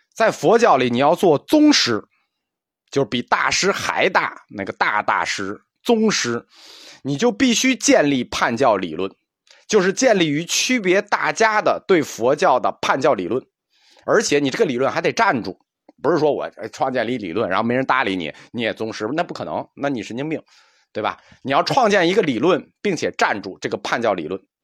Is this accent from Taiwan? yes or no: no; China; 我们中国人的文化特点